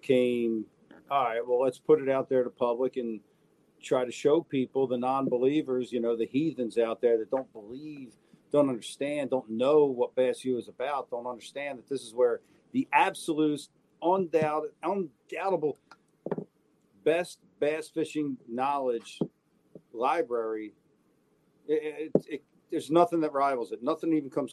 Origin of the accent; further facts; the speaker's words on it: New Jersey, United States; I'm from Jersey.